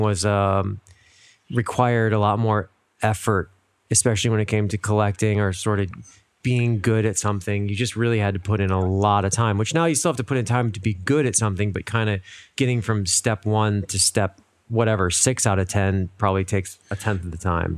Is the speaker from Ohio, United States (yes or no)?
yes; Cincinnati, Ohio, United States; moved away as an adult; also born or lived in Rochester, New York / New York City / Miami; now in Los Angeles, United States; Born and raised in Cincinnati